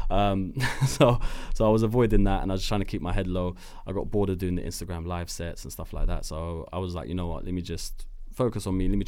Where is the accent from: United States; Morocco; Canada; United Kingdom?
Morocco; Uh, been in Switzerland, Germany, France, uh, Morocco, my hometown.